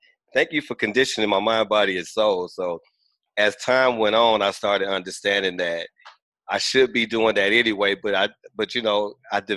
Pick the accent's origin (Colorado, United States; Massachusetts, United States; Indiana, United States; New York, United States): Indiana, United States; Gary; I'm originally from Gary, Indiana. I grew up in the more of the industrial age, the steel mill, steel producing age.